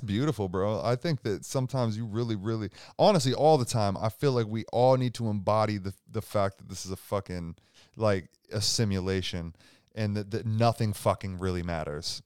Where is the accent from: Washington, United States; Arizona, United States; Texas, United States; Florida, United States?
Washington, United States; Seattle; moved away as an adult; now in Spokane, United States; I'm from Seattle